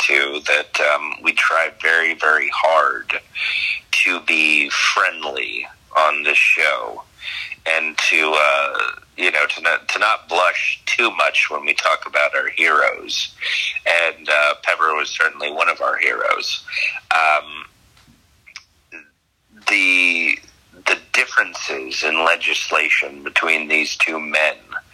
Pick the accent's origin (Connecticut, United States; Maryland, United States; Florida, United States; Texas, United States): Florida, United States; South; growing up in South Florida